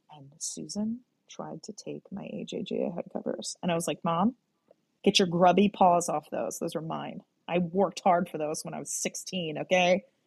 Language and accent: English; a little town just outside of Gettysburg, Pennsylvania, United States; I was born in Southern PA. I'm from a little town that's just outside of Gettysburg, and if your reference point is Gettysburg, Pennsylvania, that that you know you're in the fucking boonies